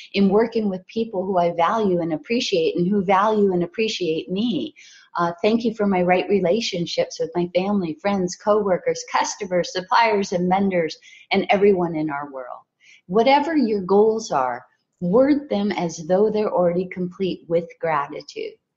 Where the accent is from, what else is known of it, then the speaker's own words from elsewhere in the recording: Hawaii, United States; I was raised in Hawaii